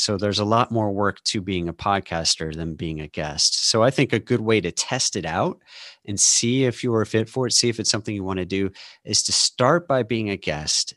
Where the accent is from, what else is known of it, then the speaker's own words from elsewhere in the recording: St. Louis, Missouri, United States; also born or lived in Austin, Texas; now in Seattle, United States; I live outside of Seattle now, um, but I grew up in Saint Louis and lived in Austin for twenty years